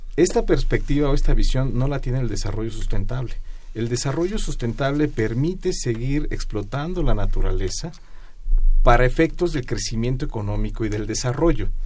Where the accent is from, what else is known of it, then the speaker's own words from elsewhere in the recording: Mexico City, Mexico; Nuestra Ciudad de México